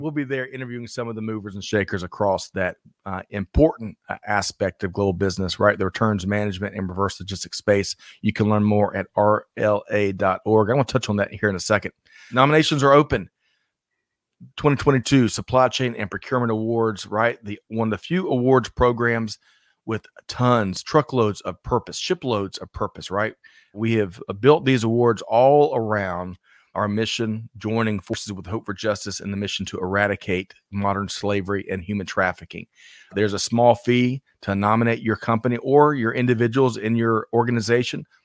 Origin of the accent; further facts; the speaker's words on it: South Carolina, United States; my home state of South Carolina